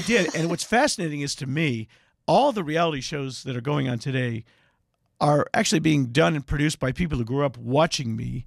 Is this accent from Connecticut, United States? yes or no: no; Indiana, United States; I'm a Jew from Indiana